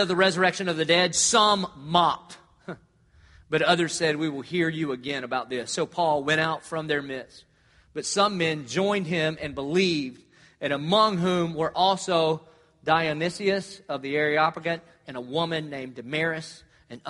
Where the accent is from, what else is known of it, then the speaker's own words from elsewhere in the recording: Dillon, South Carolina, United States; moved away; I grew up in Dillon, South Carolina